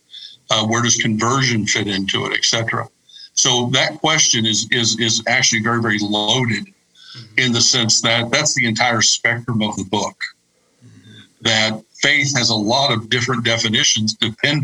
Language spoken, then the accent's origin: English; Kentucky, United States; moved away; also born or lived in Indiana / Michigan / Illinois / Georgia; I was raised in Kentucky